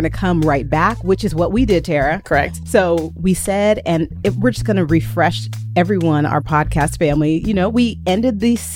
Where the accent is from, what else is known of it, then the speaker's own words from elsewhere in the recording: Texas, United States; moved away as an adult; now in Las Vegas, United States; I am a Texan. Born and raised